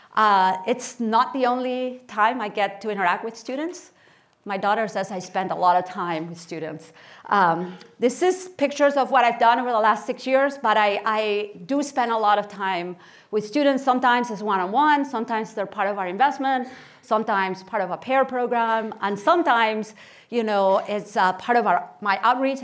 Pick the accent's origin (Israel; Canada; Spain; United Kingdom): Spain; Barcelona, Catalonia; moved away as an adult; also born or lived in Kansas City, Missouri / Stanford, California; I was born in Barcelona, Spain, and I spent, uh, my childhood and my teenage years there.